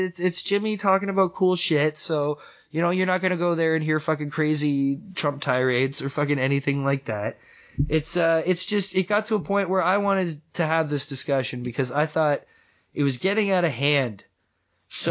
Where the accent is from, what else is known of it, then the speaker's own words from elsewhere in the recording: Canada; I'm Canadian